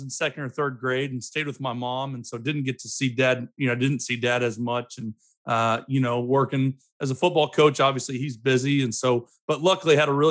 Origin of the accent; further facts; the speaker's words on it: Broken Arrow, Oklahoma, United States; I grew up in Broken Arrow.